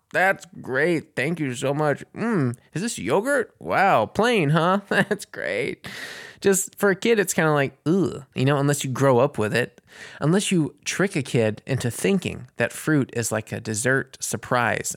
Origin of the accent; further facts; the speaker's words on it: Corinth, Mississippi, United States; from Corinth, Mississippi. He had this record store in my hometown called Top Shelf Records